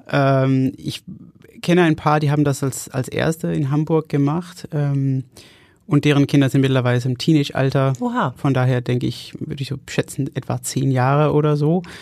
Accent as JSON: {"language": "German", "country": "Denmark", "second_language": "German", "said": "Ich komme aus, aus Dänemark."}